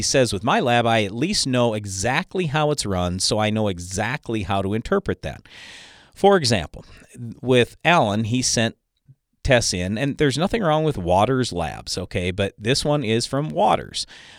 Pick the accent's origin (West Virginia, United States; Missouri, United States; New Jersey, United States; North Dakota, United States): North Dakota, United States; So I'm from Western North Dakota, and I got two pivots that I've been irrigating for the last 20 years.